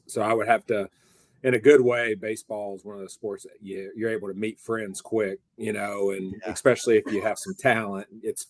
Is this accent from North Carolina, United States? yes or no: yes; Hudson, North Carolina, United States; also born or lived in Kernersville; So I grew up in Hudson, North Carolina, South Caldwell High School, Caldwell County. Parents split up. I lived in Kernersville, which is also a really good baseball area.